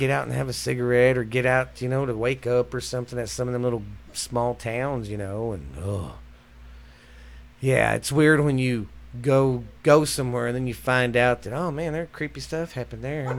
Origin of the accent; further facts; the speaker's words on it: Wichita Falls, Texas, United States; I was born in Wichita Falls, and my dad used to always tell me that's where they picked me up at, the old insane asylum.